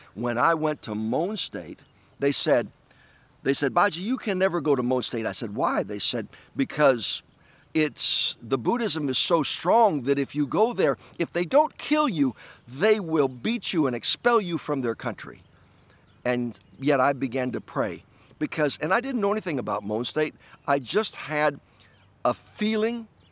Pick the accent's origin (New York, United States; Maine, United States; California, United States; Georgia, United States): New York, United States; my home state of, of New York